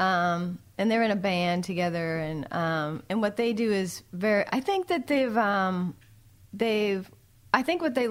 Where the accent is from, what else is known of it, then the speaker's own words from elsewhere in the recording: Boston, Massachusetts, United States; I'm from Boston